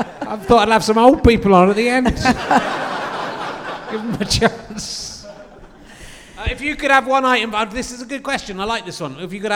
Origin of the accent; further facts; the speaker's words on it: Cheddar, South West England, United Kingdom; I have to stand up for Cheddar Caves because that's where I'm from.